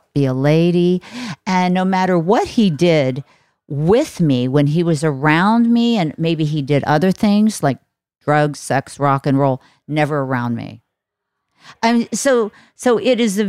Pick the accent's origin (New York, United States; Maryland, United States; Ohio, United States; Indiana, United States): Ohio, United States; I'm from Ohio on a farm